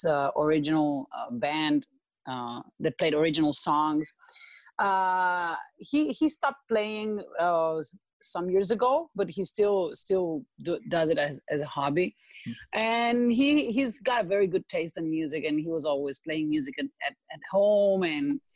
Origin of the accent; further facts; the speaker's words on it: Spain; English is a second language; also born or lived in Sao Paulo, Brazil; now in Sri Lanka; I'm from Spain, and I was 10 years in Brazil, and now actually in Sri Lanka